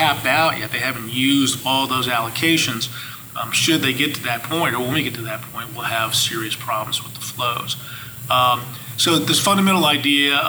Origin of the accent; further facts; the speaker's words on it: United States; I grew up on the Chesapeake. My family still has a farm on the eastern shore there.